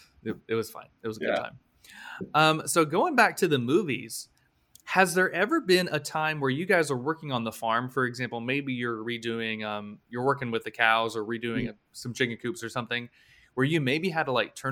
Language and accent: English; Florida, United States; now in Washington, D.C., United States; so I'm from Florida.